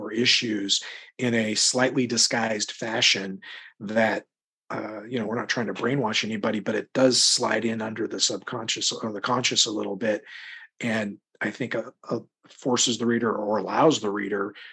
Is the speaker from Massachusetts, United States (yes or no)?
no; Deer Park, Washington, United States; also born or lived in Spokane, Washington; it's not a huge town. I mean, it's not tiny. And I actually grew up in Deer Park, about 20 minutes north